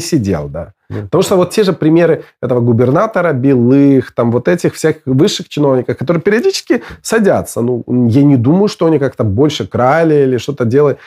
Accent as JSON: {"language": "Russian", "country": "Belarus", "moved": "as an adult", "said": "я, выехав из Беларуси в 2006 году"}